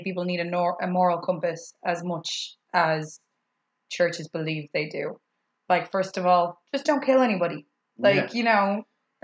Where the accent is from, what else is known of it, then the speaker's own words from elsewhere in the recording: Dublin, Leinster, Ireland; I'm from Coolock